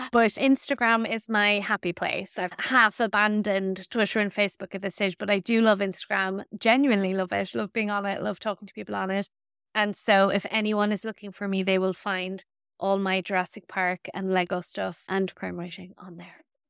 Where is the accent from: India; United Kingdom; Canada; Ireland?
Ireland; we as Irish women